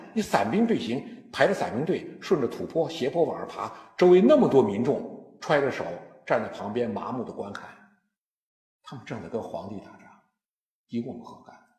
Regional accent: China; 我们中国人

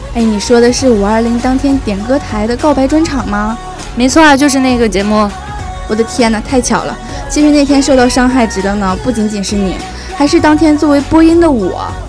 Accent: Northeast China, China; moved away as an adult; 因为我家是东北的嘛

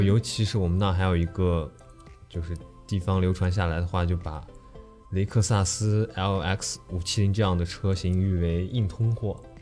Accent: Alxa League, Inner Mongolia, China; 位于内蒙古最西部的阿拉善盟嗯，这里也同时被誉为中华沱乡

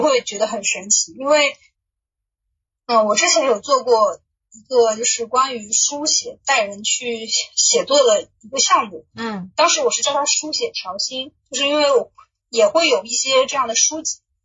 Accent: Suzhou, Jiangsu, China; 我其实不是，我是苏州人

